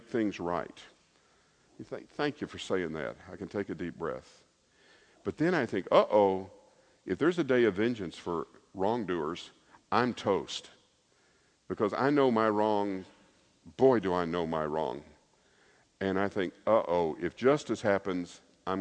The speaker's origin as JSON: {"language": "English", "town": "Lebanon", "region": "Tennessee", "country": "United States", "tie": "born or raised there", "said": "I was born in Lebanon, Tennessee"}